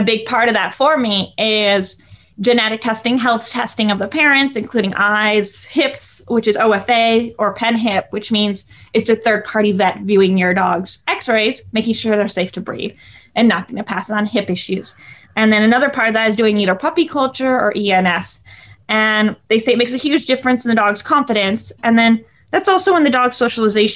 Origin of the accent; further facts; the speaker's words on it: Los Angeles, California, United States; I grew up in Los Angeles.